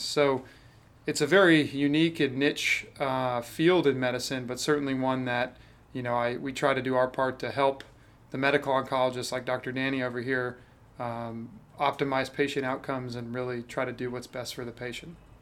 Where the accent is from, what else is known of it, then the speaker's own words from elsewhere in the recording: Jacksonville, Florida, United States; also born or lived in Atlanta, Georgia; growing up in Jacksonville